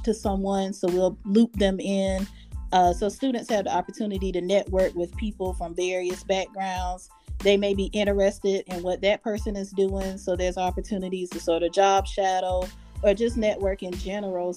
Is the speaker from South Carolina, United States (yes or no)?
yes; Earhart, South Carolina, United States; I'm from Earhart, South Carolina, very small town.